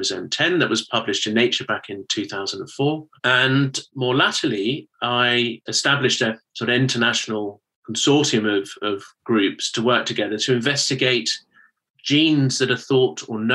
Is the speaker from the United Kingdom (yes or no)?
yes; United Kingdom; you can probably tell from my accent that I'm from the United Kingdom